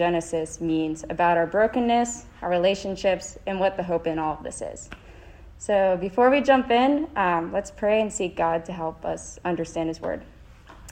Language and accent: English; Rochester, New York, United States; moved away as an adult; also born or lived in North Carolina; now in Vermont, United States; I grew up in Rochester, New York